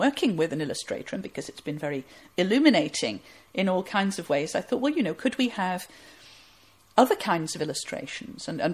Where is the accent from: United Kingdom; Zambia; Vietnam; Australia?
United Kingdom; Huddersfield, Yorkshire and the Humber; my hometown of Huddersfield